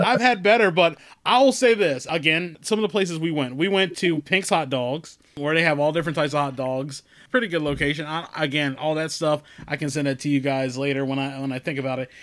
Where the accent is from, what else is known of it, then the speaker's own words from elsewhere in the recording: Maryland, United States; us being Marylanders, that you know, being a Marylander